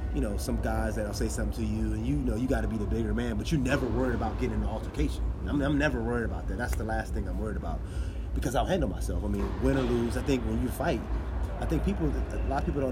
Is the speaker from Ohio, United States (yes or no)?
yes; Youngstown, Ohio, United States; I grew up in Youngstown